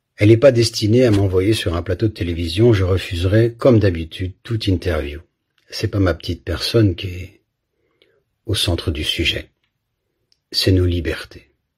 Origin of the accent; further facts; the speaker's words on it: Belgium; j'ai grandi en Belgique